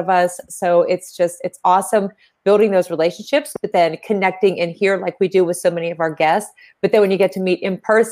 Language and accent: English; Pittsburgh, Pennsylvania, United States; I am from Pittsburgh